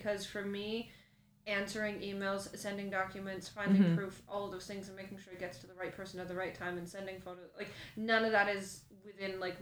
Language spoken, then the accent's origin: English; Canada; I'm from Canada.